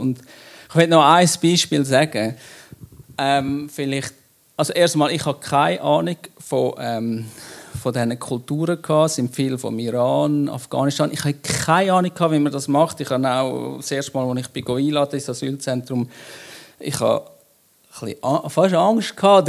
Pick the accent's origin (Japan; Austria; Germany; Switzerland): Switzerland; wir sind Schweizer